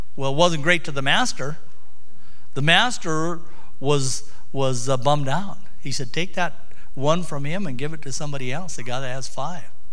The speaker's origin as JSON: {"language": "English", "town": "Sunburst", "region": "Montana", "country": "United States", "tie": "born or raised there", "also_born_or_lived": "Missoula, Montana", "said": "We grew up in Sunburst."}